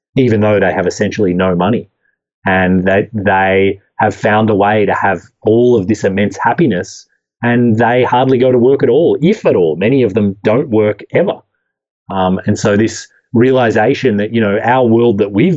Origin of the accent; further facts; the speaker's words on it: Australia; moved away; I grew up in Australia